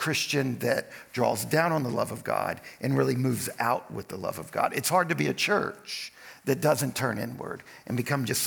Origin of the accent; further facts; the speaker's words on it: United States; I'm American